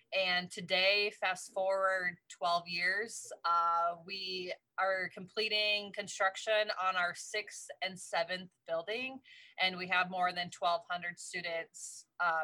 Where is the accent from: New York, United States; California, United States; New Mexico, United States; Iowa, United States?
Iowa, United States; Rock Rapids; moved away as an adult; also born or lived in Haiti; I was born and raised in Rock Rapids, Iowa